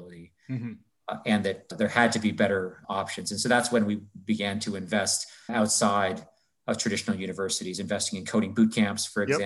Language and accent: English; Canada; moved away as an adult; also born or lived in New York; I'm from Canada originally, got into Yale from Canada